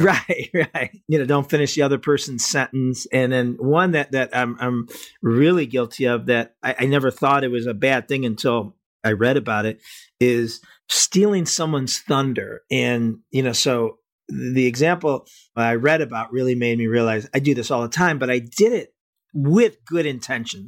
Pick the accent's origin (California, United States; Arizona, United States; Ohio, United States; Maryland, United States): Ohio, United States; Cleveland; I'm from Cleveland